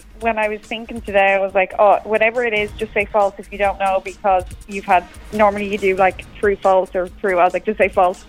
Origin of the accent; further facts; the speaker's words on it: Dublin, Leinster, Ireland; I'm from Dublin